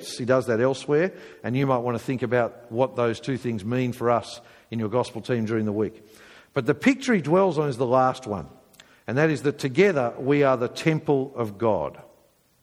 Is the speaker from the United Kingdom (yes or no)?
yes; England, United Kingdom; we're English